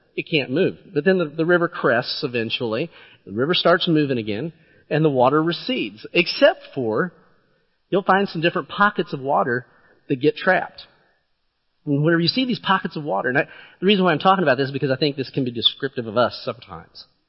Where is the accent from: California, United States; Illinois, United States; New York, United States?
Illinois, United States; southeastern; I grew up in southern east, southeastern Illinois